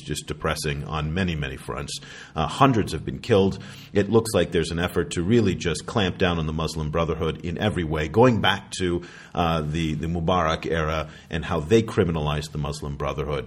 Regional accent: United States; I speak as an American

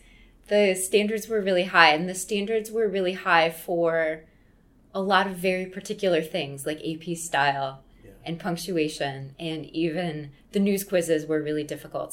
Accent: Wheaton, Illinois, United States; I grew up in Wheaton, which is about an hour outside the city.

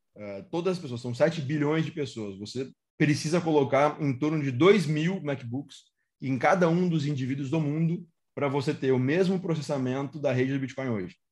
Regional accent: Porto Alegre, Rio Grande do Sul, Brazil; Eu sou de Porto Alegre

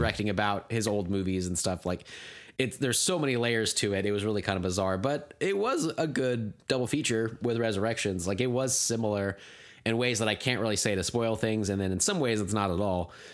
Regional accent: United States; my sensibilities as an American

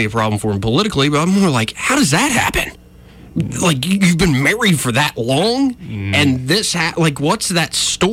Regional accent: Montgomery, Alabama, United States; I was born and raised here in Montgomery, born and raised in Alabama

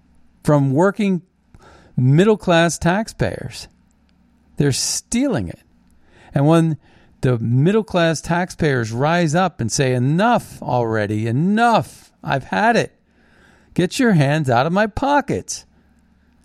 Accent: Ohio Valley, United States; I grew up in the Ohio Valley

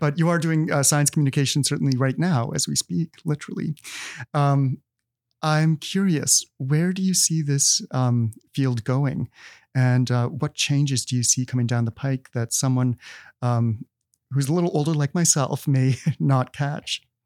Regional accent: Manitoba, Canada; moved away; I'm from Manitoba

